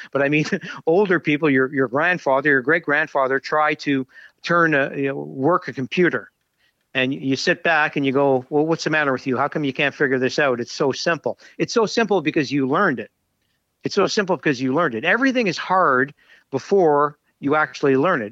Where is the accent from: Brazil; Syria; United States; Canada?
Canada; Montreal, Quebec; I grew up in Montreal